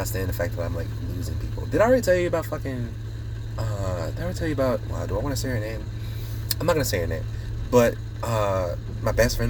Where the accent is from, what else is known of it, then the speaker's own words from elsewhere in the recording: United States; I am American. I should have the freedom